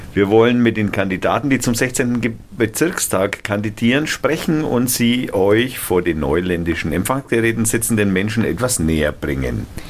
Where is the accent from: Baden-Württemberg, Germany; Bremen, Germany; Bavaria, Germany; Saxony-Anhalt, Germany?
Bavaria, Germany; Eggental; Ich komme von Eggental